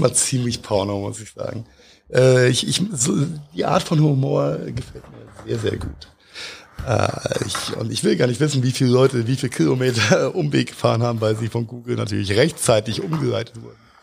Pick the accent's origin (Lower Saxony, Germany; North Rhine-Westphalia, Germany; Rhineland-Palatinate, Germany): Rhineland-Palatinate, Germany; Mainz; als Mainzer